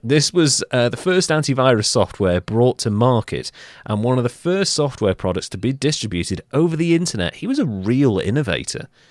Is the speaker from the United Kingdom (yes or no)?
yes; United Kingdom